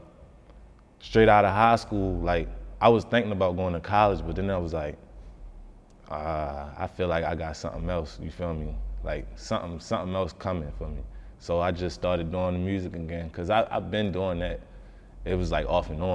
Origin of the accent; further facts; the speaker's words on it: Baltimore, Maryland, United States; growing up in Baltimore